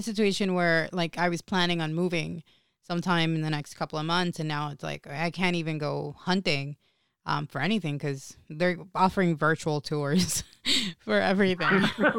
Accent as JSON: {"language": "English", "country": "Puerto Rico", "tie": "born or raised there", "also_born_or_lived": "Rio Piedras", "moved": "yes", "said": "I grew up in Puerto Rico. I was born in Puerto Rico."}